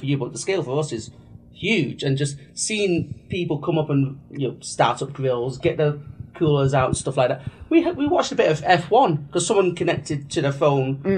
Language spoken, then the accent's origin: English; England, United Kingdom; They just let us in because we're English